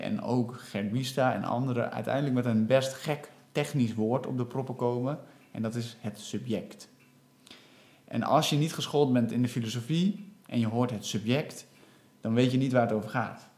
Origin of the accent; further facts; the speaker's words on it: Netherlands; wij als Nederlanders, die volledig Nederlandstalig zijn opgeleid